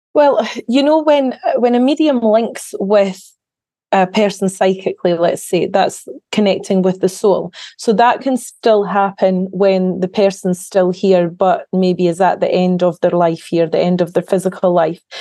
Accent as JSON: {"language": "English", "town": "Carnoustie", "region": "Scotland", "country": "United Kingdom", "tie": "born or raised there", "said": "I grew up in a little small town, a coastal town in the northeast of Scotland called Carnoustie"}